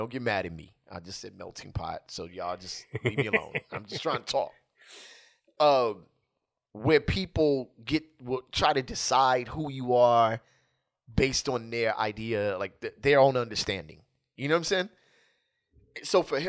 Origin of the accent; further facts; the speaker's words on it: Los Angeles, California, United States; Sure, I have African blood that I share with all the great countries you named. But I am from Los Angeles.